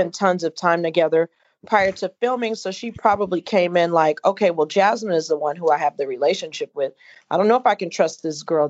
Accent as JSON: {"language": "English", "town": "Inglewood", "region": "California", "country": "United States", "said": "we're both from Inglewood"}